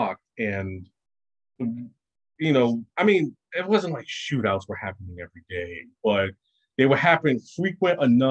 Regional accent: New York City, New York, United States; I grew up in Brooklyn

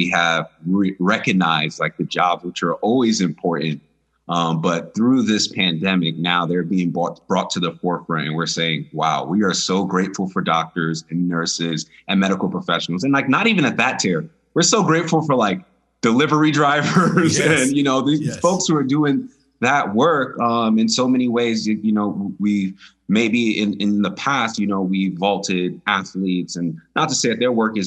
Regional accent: New York City, New York, United States; moved away as an adult; now in Arizona, United States; I'm from the Bronx, New York. I moved to Arizona in 2014

